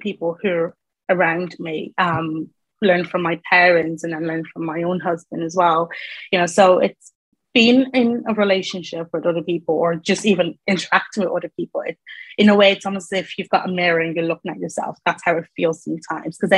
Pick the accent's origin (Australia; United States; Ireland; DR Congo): Ireland; moved away as an adult; now in England; So I'm from Ireland, moved to England, and that was in 2019